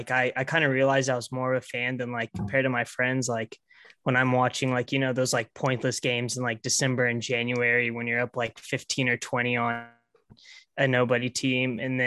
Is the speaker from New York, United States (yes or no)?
no; Tulsa, Oklahoma, United States; Grew up in Oklahoma. I'm from Tulsa.